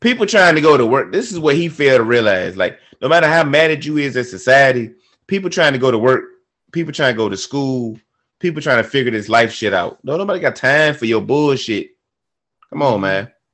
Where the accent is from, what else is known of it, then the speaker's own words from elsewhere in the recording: Virginia, United States; I grew up in Virginia